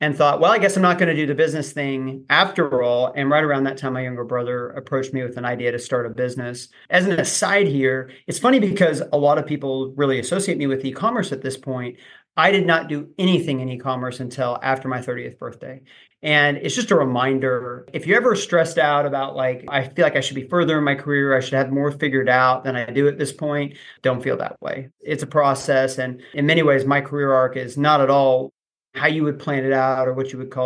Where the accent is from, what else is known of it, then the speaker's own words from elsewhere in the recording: Oklahoma, United States; I grew up in Oklahoma, went to OU as a finance major